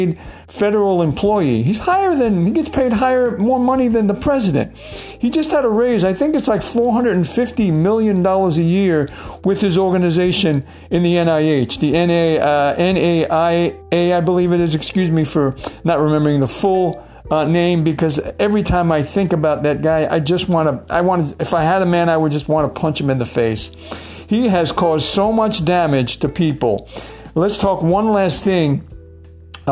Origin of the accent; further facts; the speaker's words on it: New York City, New York, United States; I'm from New York City